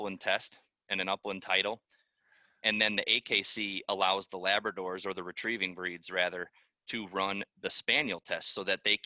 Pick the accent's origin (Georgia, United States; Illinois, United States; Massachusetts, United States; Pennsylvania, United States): Illinois, United States; Northeast; also born or lived in Trevor, Wisconsin; I'm from Northeast Illinois, so I'm still local to my family